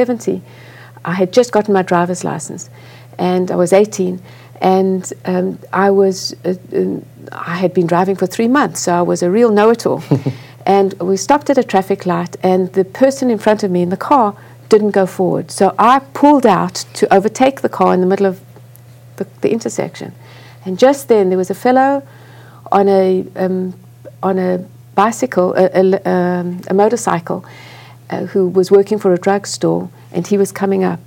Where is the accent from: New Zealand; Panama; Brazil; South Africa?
South Africa; moved away as an adult; now in United States; I grew up in apartheid South Africa, a white child in apartheid South Africa.